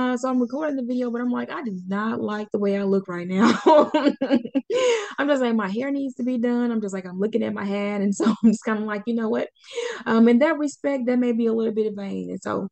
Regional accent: Pine Bluff, Arkansas, United States; I grew up in Pine Bluff

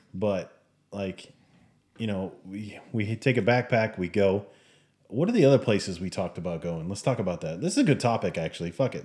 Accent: United States; moved away; we're American

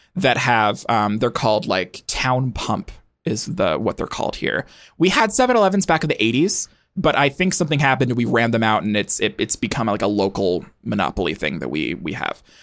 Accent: Montana, United States; I grew up in Montana, which is a state

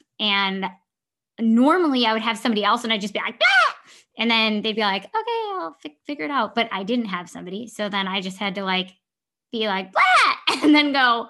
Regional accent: Libertyville, Illinois, United States; growing up in Libertyville

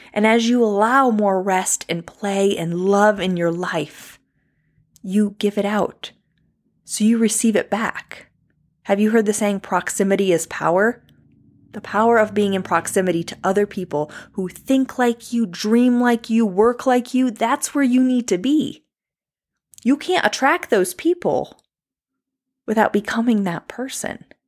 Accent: New York, United States; I'm from New York

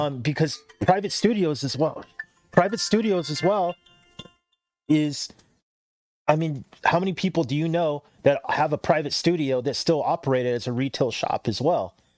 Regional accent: Cerritos, California, United States; I grew up in Cerritos, but a lot of my family was in Norwalk

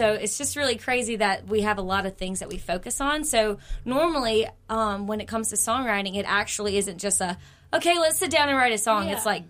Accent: Mississippi Delta, United States; We grew up in the Delta

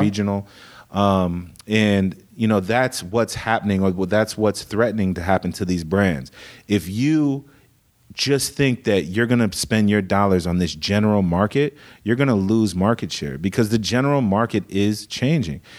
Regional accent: Des Moines, Iowa, United States; now in Southern California, United States; I was born in Des Moines

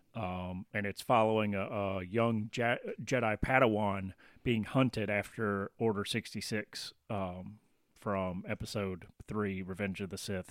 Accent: Tennessee, United States; I'm, I'm from Tennessee

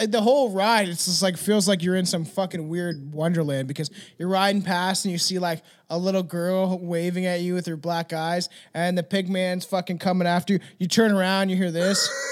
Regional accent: Canada; as a Canadian.

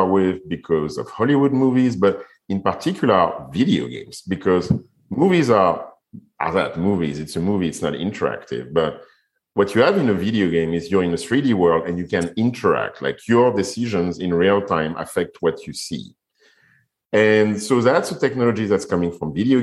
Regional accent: Paris, Île-de-France, France; moved away; also born or lived in Guadeloupe / Fiji; So I'm French and I was raised in Paris.

